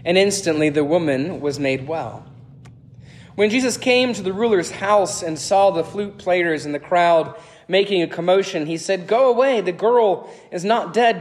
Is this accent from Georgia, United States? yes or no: yes; Atlanta, Georgia, United States; moved away as an adult; also born or lived in Pittsburgh, Pennsylvania / Tennessee; I grew up in Gwinnett County in the 1990s